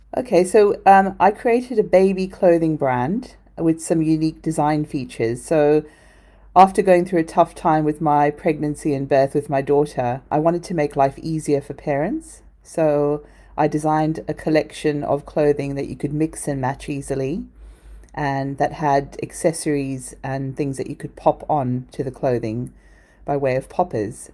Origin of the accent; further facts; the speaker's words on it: South Africa; moved away; I was born in South Africa, and sustainability is just a way of life there